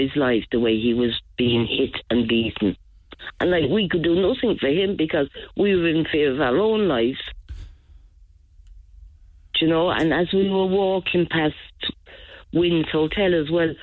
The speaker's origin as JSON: {"language": "English", "country": "Ireland", "said": "I'm Irish"}